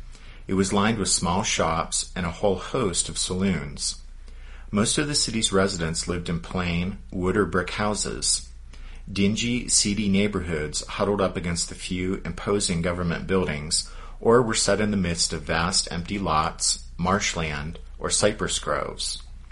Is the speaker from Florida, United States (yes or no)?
no; Pennsylvania, United States; came from my home state, Pennsylvania.